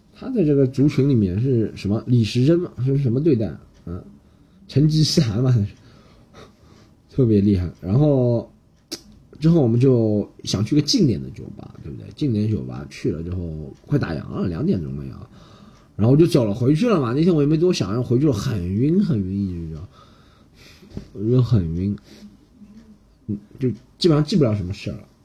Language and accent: Chinese; Shanghai, China; 我先用上海话说，让她知道我是个上海人